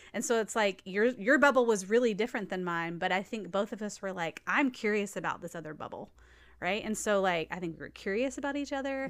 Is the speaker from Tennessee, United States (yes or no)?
yes; Nashville, Tennessee, United States; I grew up in Nashville